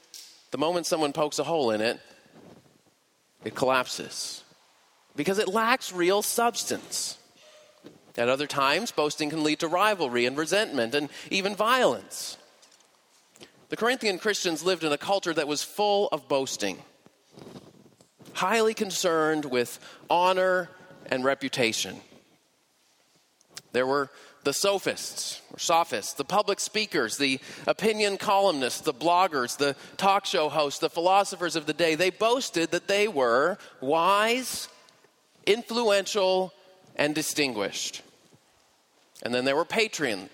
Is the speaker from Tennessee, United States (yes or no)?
no; Boston, Massachusetts, United States; moved away; I'm originally from the Boston area